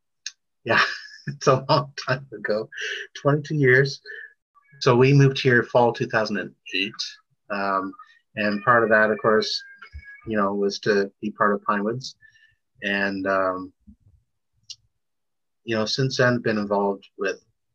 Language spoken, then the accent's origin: English; Toronto, Ontario, Canada; Born and raised in Toronto